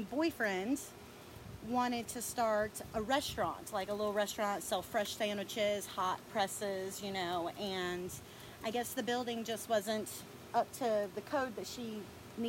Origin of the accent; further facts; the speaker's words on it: Todd, North Carolina, United States; also born or lived in Boone, North Carolina / Ashe County, North Carolina; I grew up in Todd